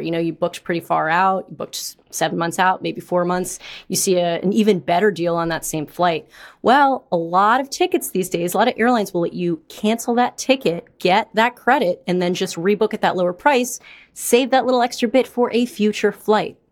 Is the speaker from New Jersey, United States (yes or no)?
no; New York City, New York, United States; I'm from New York